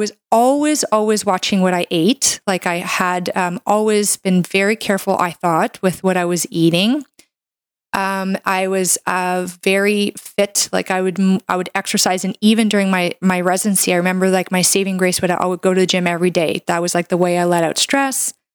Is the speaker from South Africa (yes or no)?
no; Canada; I'm a Canadian medical doctor